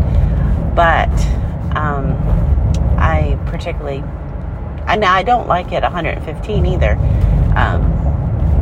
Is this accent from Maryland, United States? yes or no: yes; Maryland, United States; moved away as an adult; also born or lived in Maine; now in South Carolina, United States; I grew up in Maryland